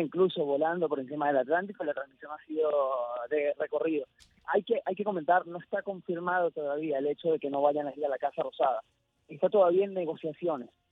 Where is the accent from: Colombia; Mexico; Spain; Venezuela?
Venezuela; now in Buenos Aires, Argentina; yo soy venezolano